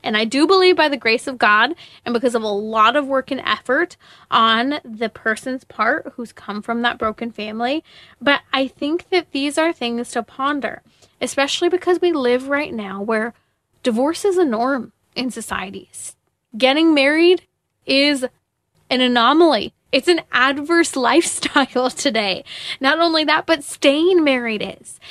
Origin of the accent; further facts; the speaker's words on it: Inland Empire, Southern California, United States; moved away; I grew up in the Inland Empire in Southern California